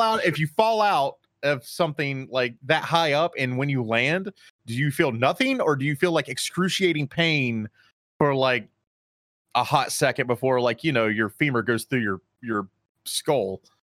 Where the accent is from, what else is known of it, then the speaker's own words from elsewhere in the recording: Charlotte, North Carolina, United States; I grew up in Charlotte